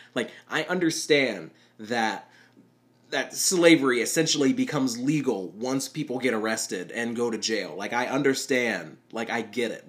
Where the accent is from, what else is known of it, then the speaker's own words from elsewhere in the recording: Chattanooga, Tennessee, United States; moved away as an adult; now in Murfreesboro, United States; I live in the middle of Tennessee right now, but I grew up in Chattanooga